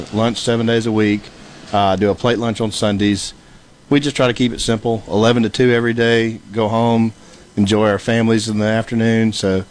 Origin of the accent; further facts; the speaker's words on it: Mississippi, United States; now in Cleveland, United States; I grew up in Edina, Mississippi.